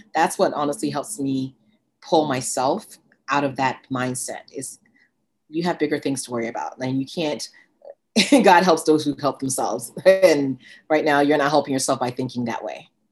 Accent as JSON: {"language": "English", "country": "Ghana", "tie": "born or raised there", "moved": "yes", "said": "I was born in Ghana, West Africa"}